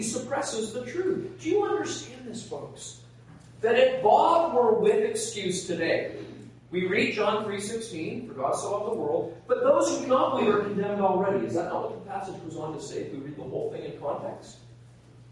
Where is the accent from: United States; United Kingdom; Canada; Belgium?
Canada; Nova Scotia; I'm from Nova Scotia